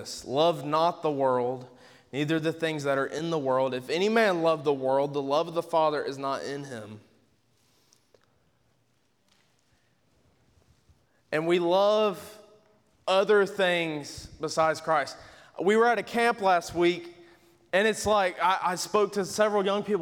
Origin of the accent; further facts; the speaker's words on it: Georgia, United States; I'm from Georgia